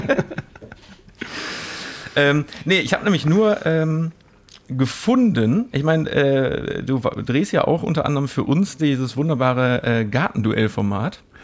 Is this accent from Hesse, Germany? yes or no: no; Mülheim an der Ruhr, North Rhine-Westphalia, Germany; in meiner Heimatstadt